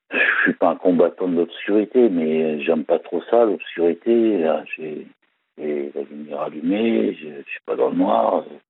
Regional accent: Val d'Oise, Île-de-France, France; also born or lived in Paris; je suis né, je suis né en Galéba, dans le Val d'Oise, et j'ai habité aussi à Paris

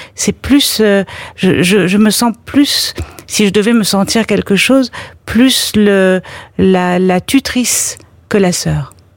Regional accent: Paris, Île-de-France, France; Je suis je suis une Parisienne presque caricaturale

